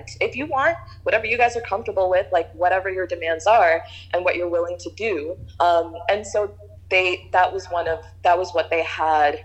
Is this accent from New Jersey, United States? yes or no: no; New York City, New York, United States; I was born and raised in Queens.